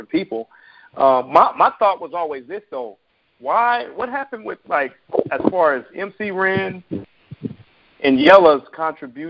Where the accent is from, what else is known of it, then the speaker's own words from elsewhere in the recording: San Francisco, California, United States; I was born and raised in San Francisco, California.